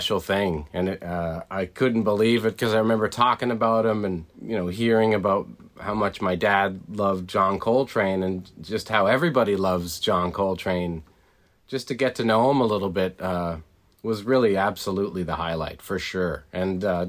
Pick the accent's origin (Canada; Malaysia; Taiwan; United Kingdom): Canada; Being Canadian